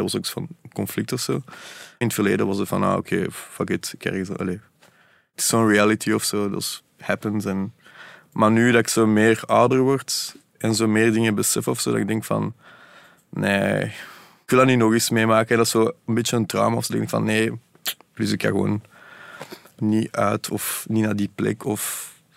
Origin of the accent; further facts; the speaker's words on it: Brussels, Brussels-Capital Region, Belgium; accent: Brussels; Hoe dat ik spreek, heel Brussels. Want ik zou niet weten, ik ben perfect tweetalig. Hier opgegroeid, ook heel Brussels.